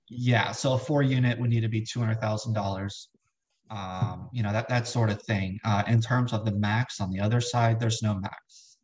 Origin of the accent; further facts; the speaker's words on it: South Florida, United States; moved away as an adult; now in Richmond, United States; right now, I, I live in Richmond, Virginia. I'm from South Florida